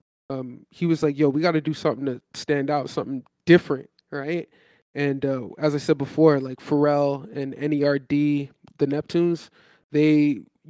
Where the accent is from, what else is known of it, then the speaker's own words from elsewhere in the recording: Toronto, Ontario, Canada; I'm from Toronto